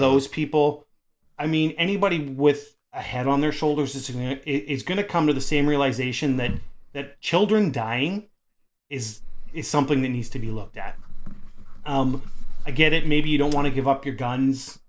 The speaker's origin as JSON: {"language": "English", "country": "Canada"}